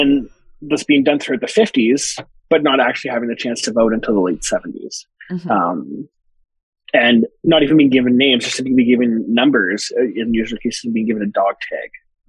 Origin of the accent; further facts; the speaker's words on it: Hiawatha First Nation, Ontario, Canada; now in Montreal, Canada; So Pemadashkadeyang is our name for my community, which is also known by Canadian legal standards, by Indian Act standards, as Hiawatha First Nation or Hiawatha, also known as an Indian Reserve, according to Indian Act.